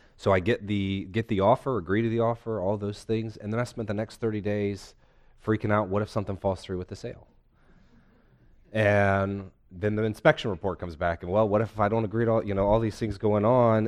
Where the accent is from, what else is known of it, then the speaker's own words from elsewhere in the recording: North Carolina, United States; also born or lived in Philadelphia; I'm a lifetime North Carolinian with a brief pit stop in Philadelphia.